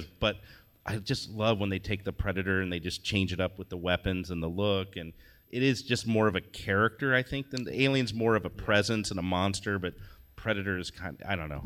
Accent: Indianapolis, Indiana, United States; moved away; I'm from Indiana originally. I grew up in Indianapolis

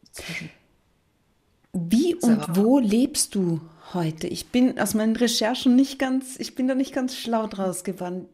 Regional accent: Austria; bei uns in Österreich

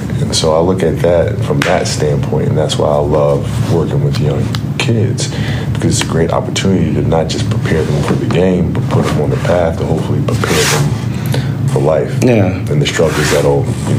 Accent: Italy; Like growing up in Italy, we had a league called mini basket, and I played a mini basket, and the baskets were smaller.

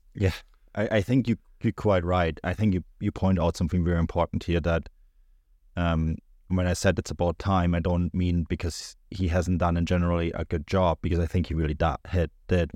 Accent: Germany; growing up in Germany

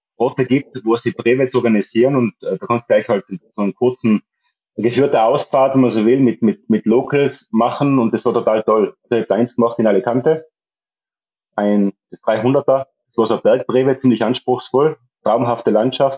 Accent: Tyrol, Austria; moved away as an adult; now in Mallorca, Spain; darum bin ich eigentlich in, in Tirol aufgewachsen

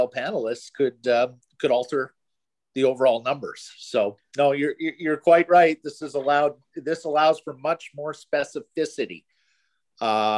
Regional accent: Ottawa, Ontario, Canada; also born or lived in Montreal / Toronto; now in Vancouver, Canada; I grew up in Ottawa, you know, spent many years in Montreal and Toronto.

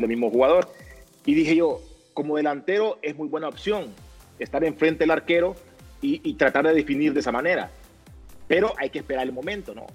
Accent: Honduras

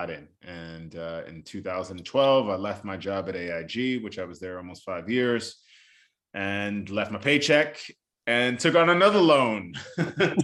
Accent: New York City, New York, United States; also born or lived in Bronx, New York; I was born in the Bronx, New York, you know, where both of my parents grew up. And then I was raised in Staten Island, New York.

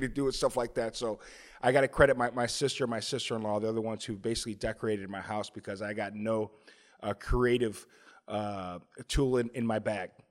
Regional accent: Chicago, Illinois, United States; moved away; also born or lived in Owings Mills, Maryland; I grew up in Chicago

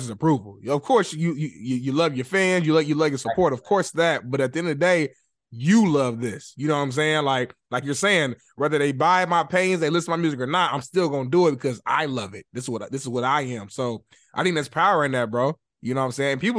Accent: Indianapolis, Indiana, United States; moved away as an adult; now in Los Angeles, United States; I'm not from LA, by the way. I'm a Midwest guy. I'm from Indianapolis, Indiana. But I moved out to LA back in 2018.

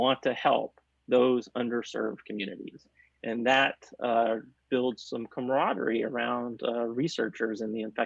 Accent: Chattanooga, Tennessee, United States; I grew up in outside of Chattanooga, Tennessee

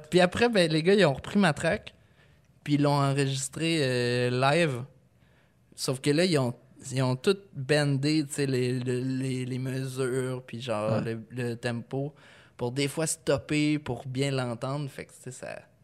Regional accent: Lévis, Quebec, Canada; je viens de Lévis

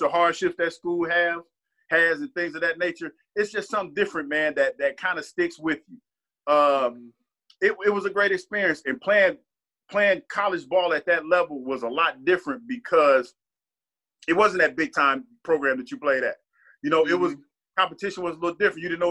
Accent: Ohio, United States; growing growing up in Ohio

